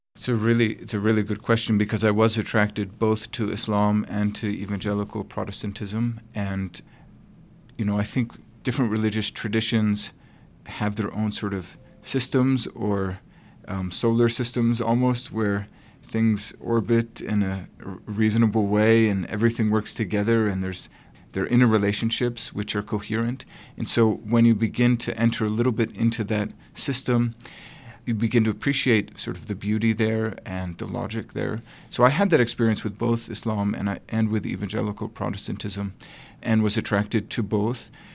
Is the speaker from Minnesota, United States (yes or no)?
no; Connecticut, United States; also born or lived in New York; I'm originally from Connecticut, where eventually I would do my graduate work